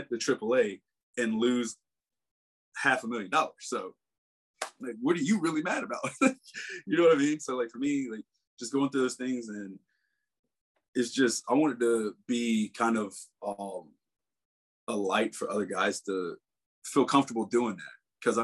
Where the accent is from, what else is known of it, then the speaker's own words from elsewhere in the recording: South Carolina, United States; growing up in South Carolina